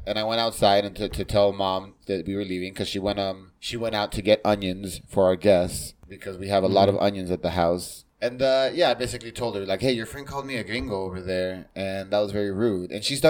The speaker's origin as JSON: {"language": "English", "country": "United States", "said": "for being American."}